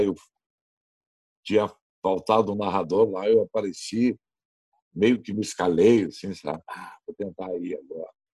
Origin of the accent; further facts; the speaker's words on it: Novo Hamburgo, Rio Grande do Sul, Brazil; moved away as an adult; now in Porto Alegre, Brazil; eu sou da, da, de Novo Hamburgo. Eu comecei na rádio da minha cidade lá